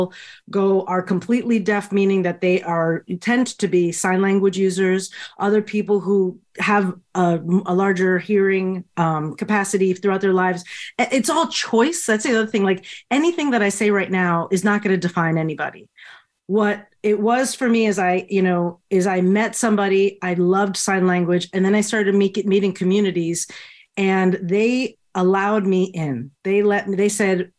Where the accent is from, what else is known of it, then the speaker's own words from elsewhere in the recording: Florida, United States; moved away as an adult; also born or lived in Miami; now in Boston, United States; I'd been in Florida for most of my upbringing